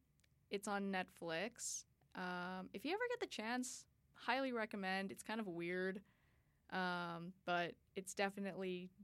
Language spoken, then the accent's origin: English; Edmonton, Alberta, Canada; I'm from Edmonton. It's like this, it's technically a city, but I don't know, compared to a metropolis like LA or New York or like even Boston, it's really, really small.